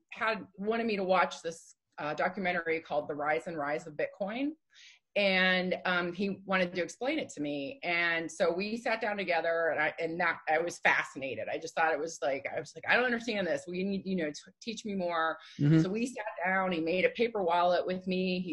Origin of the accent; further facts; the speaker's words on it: Johnstown, Pennsylvania, United States; also born or lived in Pittsburgh, Pennsylvania; I grew up in a rather small town called Johnstown, Pennsylvania